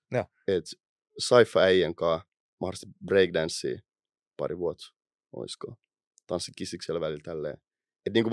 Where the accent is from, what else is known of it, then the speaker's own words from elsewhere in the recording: Helsinki, Uusimaa, Finland; Mistä Ää, Itä-Helsingissä. Itästä.